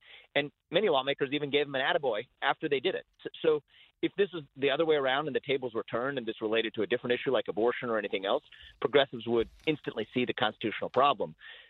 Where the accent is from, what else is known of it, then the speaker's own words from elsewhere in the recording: Cincinnati, Ohio, United States; take my hometown in Cincinnati